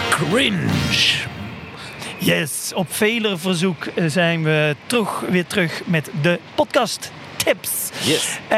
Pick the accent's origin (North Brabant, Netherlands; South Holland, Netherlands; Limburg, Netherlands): Limburg, Netherlands; Klopt. Ik kom niet uit Horst aan de Maas. Maar ik ben hier wel eens geweest.